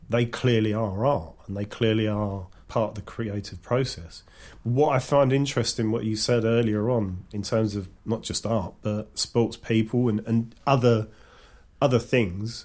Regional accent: London, United Kingdom; I was brought up in East London with mostly white working class kids

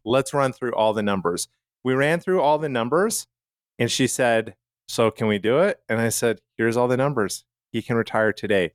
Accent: Calgary, Alberta, Canada; where I grew up in Calgary, Canada

